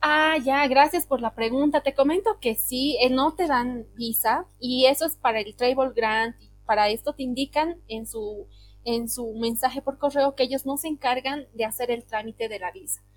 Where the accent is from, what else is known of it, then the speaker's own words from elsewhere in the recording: Bolivia; soy de Bolivia